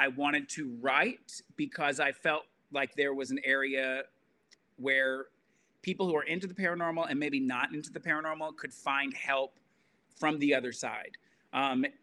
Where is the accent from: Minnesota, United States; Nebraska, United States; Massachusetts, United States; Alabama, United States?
Alabama, United States; I grew up in Alabama, Southern Baptist